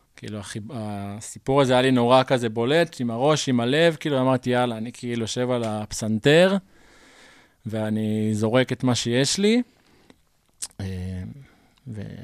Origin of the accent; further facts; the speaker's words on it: Mishmar HaSharon, Central District, Israel; אני נולדתי בקיבוץ משמר השרון, שזה בעמק חפר